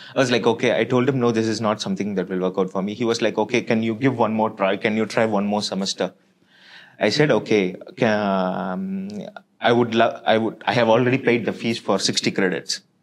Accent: Chennai, Tamil Nadu, India; moved away; also born or lived in Belgium; I was born and brought up in Chennai

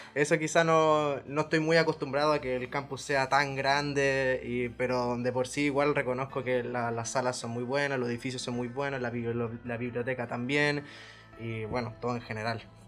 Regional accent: Valparaíso, Chile; moved away as an adult; now in Castellón, Spain; vengo de Chile, específicamente de la ciudad de Valparaíso, un porteño de corazón

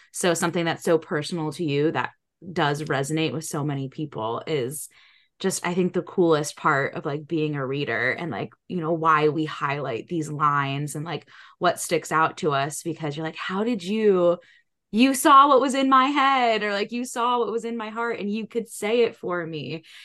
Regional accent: New England, United States; I grew up in New England

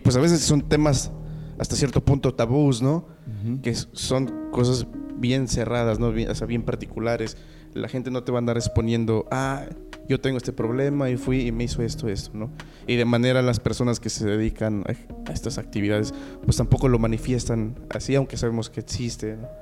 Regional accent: Jalcomulco, Veracruz, Mexico; Yo soy de Jalcomulco

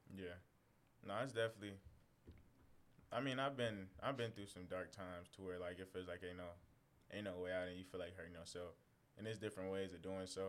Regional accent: St. Louis, Missouri, United States; also born or lived in San Antonio, Texas; now in Kentucky, United States; I come from St. Louis

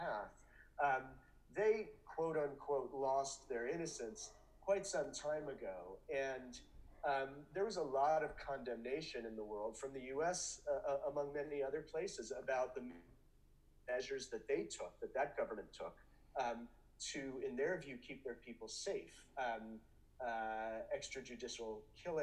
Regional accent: United States; as Americans

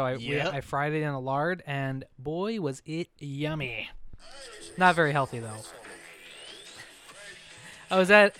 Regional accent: Pennsylvania, United States; now in Hawaii, United States; My home state of Pennsylvania and my current home state of Hawaii.

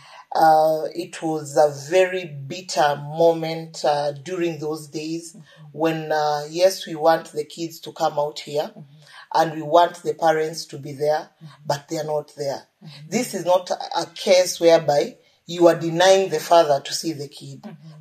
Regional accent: Western Kenya, Kenya; I'm from Western Kenya

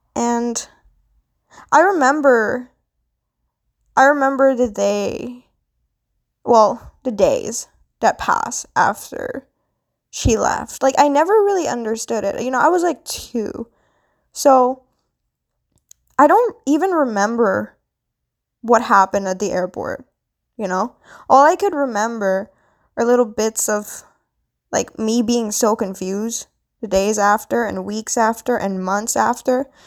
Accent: Philippines; now in Canada; I am Filipina. I was born into Philippines, but now I currently live in Canada

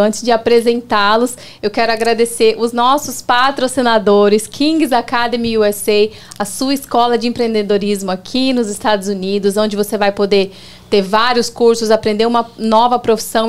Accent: Campo Grande, Mato Grosso do Sul, Brazil; moved away as an adult; now in United States; Então a pessoa desce ali em Campo Grande, na minha cidade

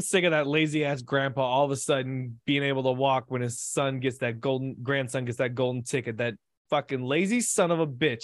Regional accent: United States; I'm American

